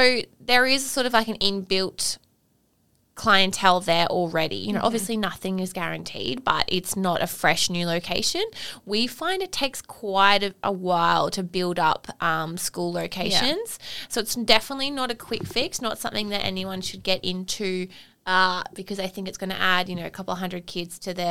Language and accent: English; Australia; as Australian dance studio owners